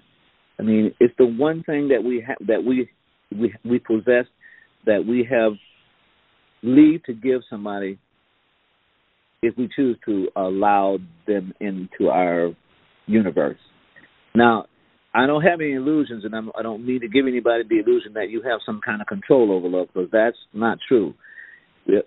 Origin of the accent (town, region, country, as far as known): South Carolina, United States